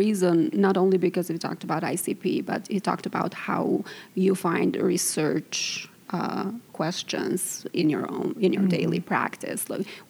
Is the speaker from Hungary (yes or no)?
no; Albania; moved away as an adult; now in United States; I am originally from Albania, and I have been a nurse there for 8 years, and then I moved to the U.S.